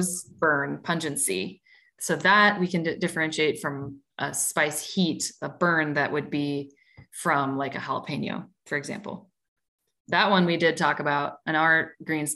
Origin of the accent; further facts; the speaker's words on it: Midwest, United States; I'm from the Midwest